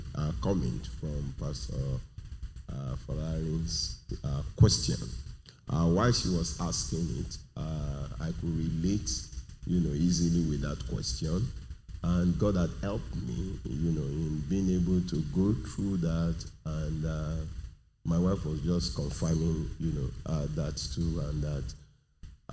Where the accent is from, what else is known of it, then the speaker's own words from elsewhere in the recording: Nigeria; I'm from Nigeria, I'm in Nigeria